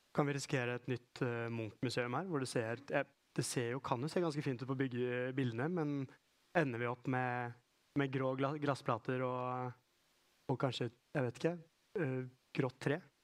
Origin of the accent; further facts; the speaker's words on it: Oslo, Norway; moved away as an adult; now in Trondheim, Norway; jeg er fra Oslo